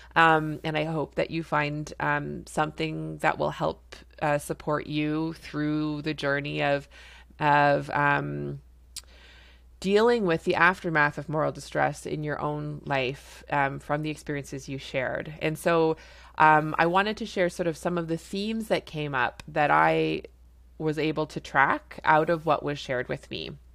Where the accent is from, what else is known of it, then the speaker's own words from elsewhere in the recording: Canada; I'm a Canadian family physician